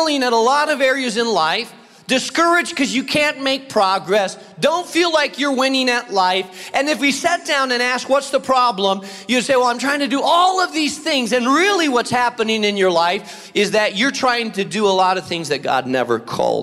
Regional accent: Spain; moved away; I grew up in Spain

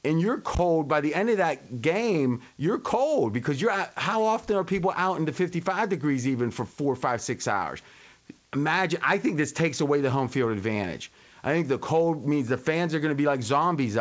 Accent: Ohio, United States; moved away; I grew up in Ohio, about an hour from Pittsburgh

